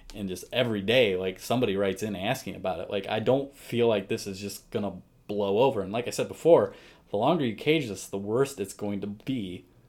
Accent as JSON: {"language": "English", "country": "United States"}